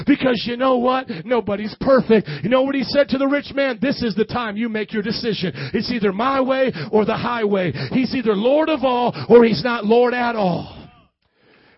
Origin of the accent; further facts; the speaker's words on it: Midwest, United States; moved away; also born or lived in New Orleans; I grew up in the Midwest